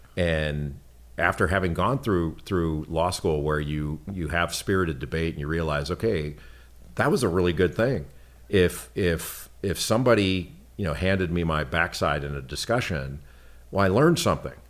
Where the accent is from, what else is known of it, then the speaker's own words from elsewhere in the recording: Los Angeles, California, United States; I grew up in Los Angeles